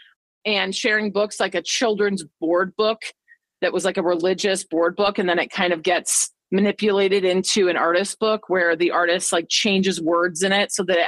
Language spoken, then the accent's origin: English; Boulder, Colorado, United States; moved away; I grew up in Boulder, Colorado, where the only water is like a reservoir.